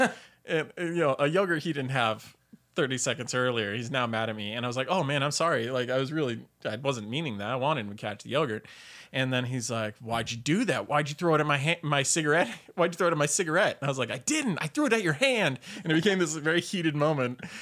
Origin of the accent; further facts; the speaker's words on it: Sacramento, California, United States; also born or lived in Kern County, California / Bay Area, California; I grew up in Sacramento